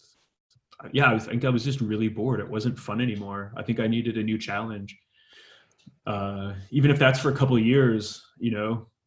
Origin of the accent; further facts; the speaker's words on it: Vancouver, British Columbia, Canada; my synagogue growing up in Vancouver